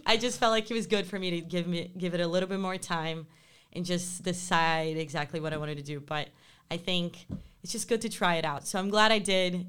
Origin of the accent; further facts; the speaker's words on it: Rio de Janeiro, Brazil; moved away as an adult; growing up in Rio